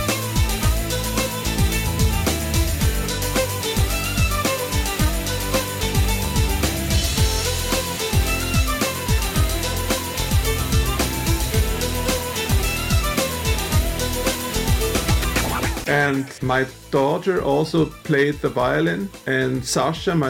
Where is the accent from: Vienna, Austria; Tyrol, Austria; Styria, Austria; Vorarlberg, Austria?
Styria, Austria; accent: Styrian; first language Styrian (Austrian German dialect); English is a second language; Styrian is my mother language. It's an Austrian dialect.